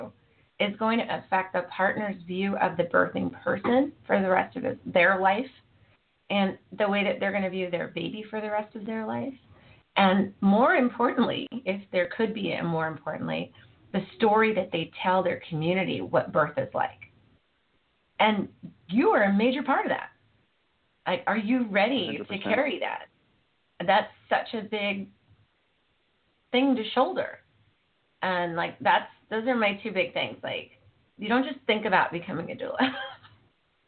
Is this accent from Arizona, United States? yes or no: no; Fresno, California, United States; also born or lived in Monterey, California / Carmel, California; I'm a Valley girl. I'm from the Valley.